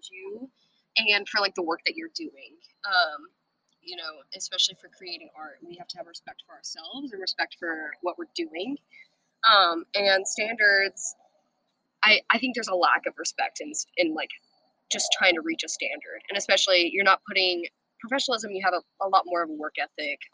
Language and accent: English; Birmingham, Alabama, United States; also born or lived in San Antonio, Texas; I'm from Birmingham, Alabama. Born in San Antonio, Texas, raised in Birmingham, Alabama